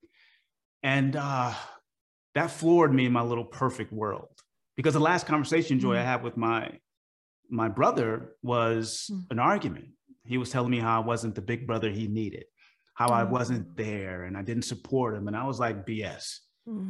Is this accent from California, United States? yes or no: yes; Oakland, California, United States; I'm from Oakland, California.